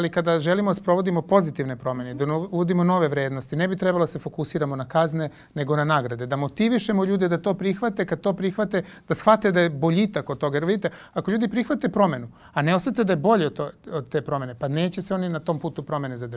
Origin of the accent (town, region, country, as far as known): Serbia